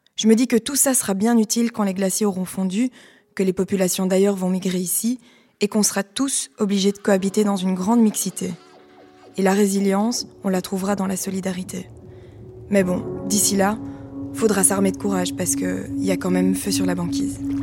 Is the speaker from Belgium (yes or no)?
yes; Liège, Wallonia, Belgium; je viens de Liège. J'ai grandi dans une famille avec un compost